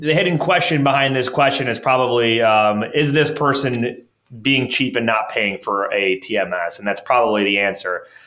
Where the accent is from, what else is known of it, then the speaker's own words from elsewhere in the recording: Orchard Park, New York, United States; Orchard Park, my hometown here in, in, Buffalo, Western New York